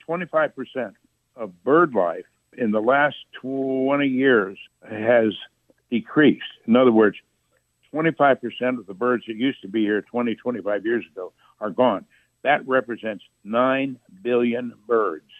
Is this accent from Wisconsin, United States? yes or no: no; Jasper County, northern Indiana, United States; also born or lived in Chicago, Illinois; I was born in Chicago, but I was raised on my family farm in Indiana, which is about 100 miles south and west of Chicago in Indiana, northern Indiana, Jasper County